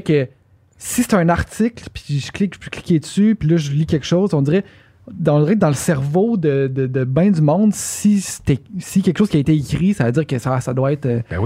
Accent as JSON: {"language": "French", "town": "Quebec City", "region": "Quebec", "country": "Canada", "said": "je viens de Québec"}